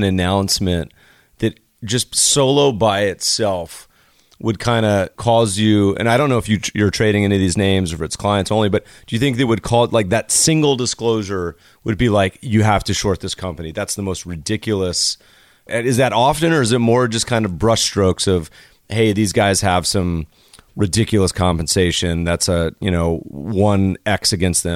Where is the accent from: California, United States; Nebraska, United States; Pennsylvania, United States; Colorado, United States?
Colorado, United States; I grew up partially in Colorado